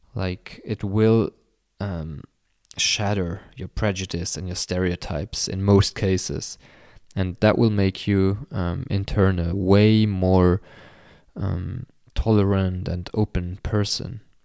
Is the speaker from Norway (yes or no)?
no; Luxembourg; my home country, uh, Luxembourg